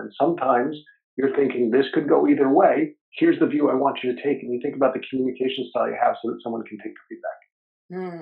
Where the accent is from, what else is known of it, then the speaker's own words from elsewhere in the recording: New Jersey, United States; moved away; also born or lived in New York / London; So we lived in New York when I was very young. We moved out to Jersey because the public schools in New York were not good at the time.